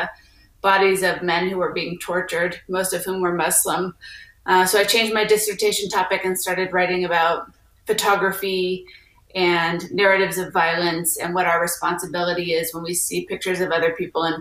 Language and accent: English; Texas, United States; moved away as an adult; also born or lived in East Coast / Compton, California / Tahoe, California / Southern California; I grew up in Texas